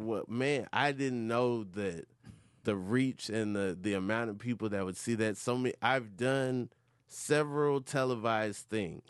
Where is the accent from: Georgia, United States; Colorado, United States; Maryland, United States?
Georgia, United States; Atlanta; I'm from Atlanta, Georgia.